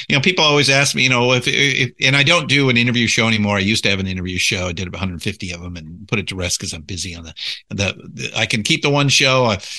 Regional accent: California, United States; I was born and raised in Southern California. So, you know, entertainment capital of the world

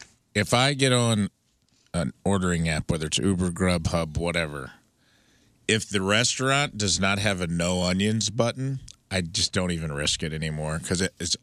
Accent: St. Louis, Missouri, United States; Born and raised in St. Louis, and I was listening to the podcast

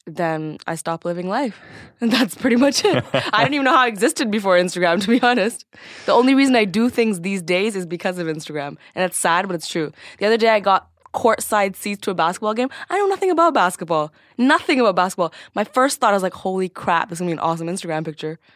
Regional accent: Scarborough, Ontario, Canada; I was born and raised in Scarborough, which is a pretty ghetto little suburb

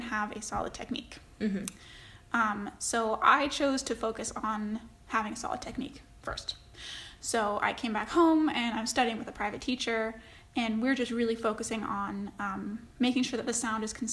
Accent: Denver, Colorado, United States; I was born and raised here in Denver

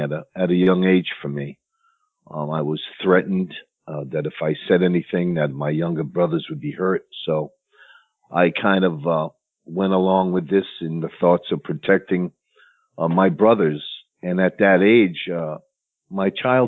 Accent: New London, Connecticut, United States; I grew up in New London, Connecticut, which was basically a middle class working area

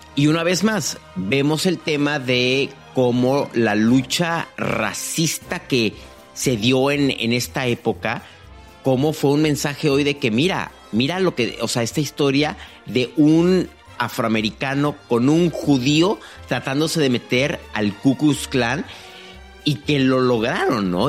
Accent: Mexico; como mexicano

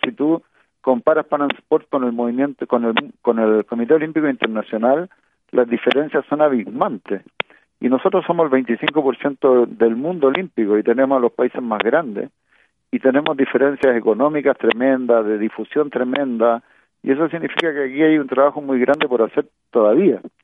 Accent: Chile

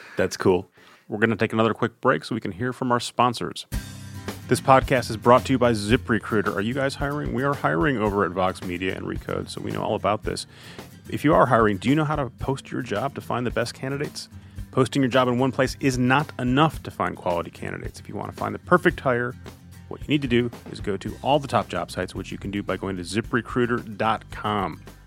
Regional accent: Midwest, United States; growing up in the Midwest

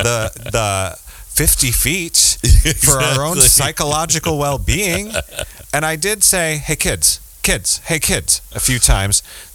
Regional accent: United States; also born or lived in New Jersey / New York City; And I was raised in New Jersey and New York City, basically.

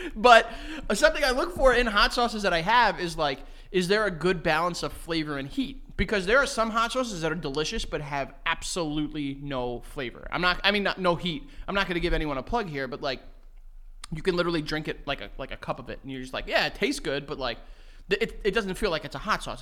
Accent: United States; I am American, but I am also of Colombian, Greek, and Egyptian descent

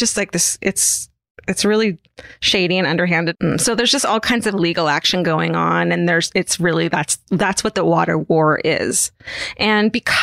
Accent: Orange County, California, United States; I grew up in Orange County

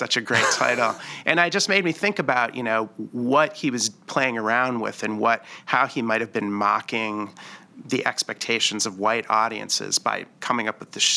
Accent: Detroit, Michigan, United States; I'm from Detroit

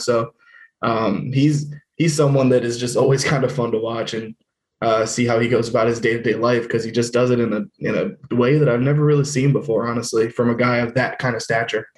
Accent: Washington, District of Columbia, United States; I'm not from Columbus. I'm from Washington D.C.

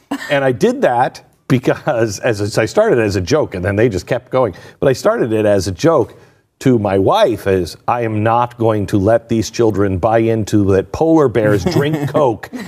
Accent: Pacific Northwest, United States; I grew up in the Pacific Northwest

